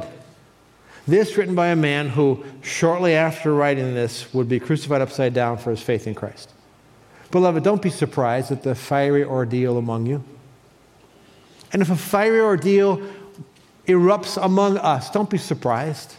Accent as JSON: {"language": "English", "town": "Cleveland", "region": "Ohio", "country": "United States", "tie": "born or raised there", "said": "I was born in 1956 in Cleveland, Ohio"}